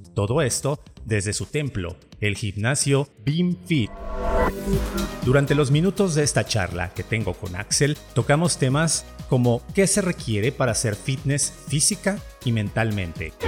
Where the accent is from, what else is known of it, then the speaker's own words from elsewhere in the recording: Jarocho, Veracruz, Mexico; somos jarochos y jarochos